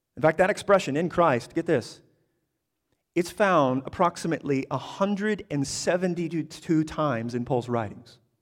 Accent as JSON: {"language": "English", "country": "United States", "said": "I'm an American"}